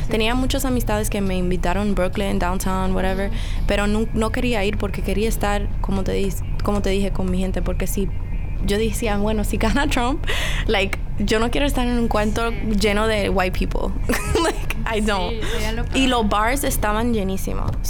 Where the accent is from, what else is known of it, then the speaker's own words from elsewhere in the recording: Dominican Republic; now in Washington Heights, United States; Washington Heights, que es una comunidad que es la mayoría somos dominicanos que vivimos ahí